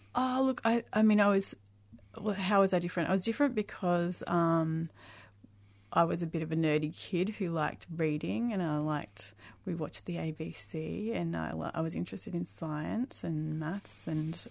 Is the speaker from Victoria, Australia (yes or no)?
yes; Mildura, Victoria, Australia; I was born in Mildura, mm-hmm. and I came from you know, a small country town